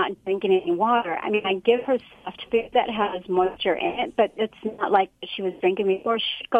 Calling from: Huntington Beach, California, United States; I'm calling from work. So I'm in Anaheim, but I live in Huntington Beach.

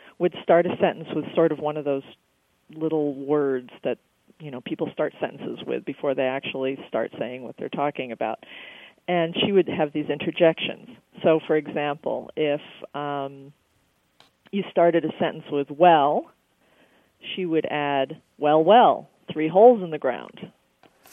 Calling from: Green Bay, Wisconsin, United States; I'm calling from Green Bay, Wisconsin

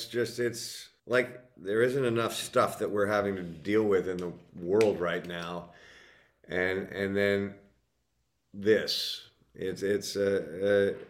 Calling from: Los Angeles, California, United States; Los Angeles, California.

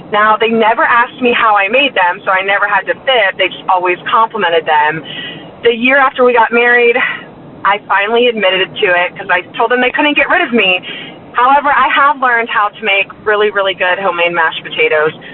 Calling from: Atlanta, Georgia, United States; from Atlanta. I'm calling in regards to the Thanksgiving dinner.

